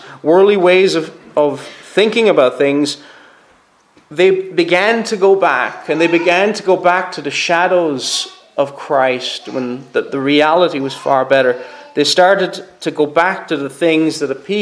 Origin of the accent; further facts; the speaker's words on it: Cork, Munster, Ireland; moved away; I'm not from here, I'm originally from Cork